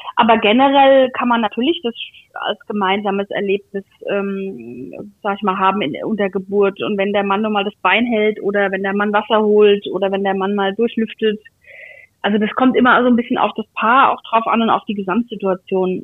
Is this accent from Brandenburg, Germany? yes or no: no; Aschaffenburg, Bavaria, Germany; moved away; Ich komme aus Aschaffenburg, das ist jetzt nicht so weit weg